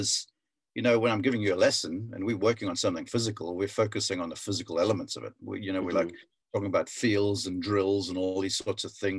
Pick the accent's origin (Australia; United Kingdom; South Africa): South Africa; as a young kid growing up in South Africa